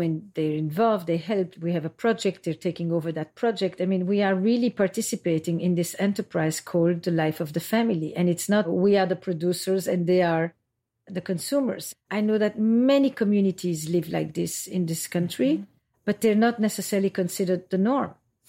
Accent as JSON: {"language": "English", "country": "Belgium", "also_born_or_lived": "Israel", "moved": "yes", "lives_now": "United States", "said": "And when I came to America, I came from Belgium via Israel."}